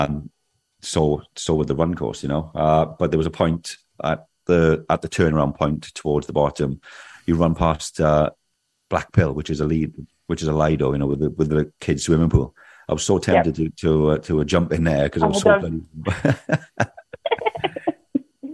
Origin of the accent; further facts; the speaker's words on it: Swansea, Wales, United Kingdom; we're from Swansea and we ride the Gower every other weekend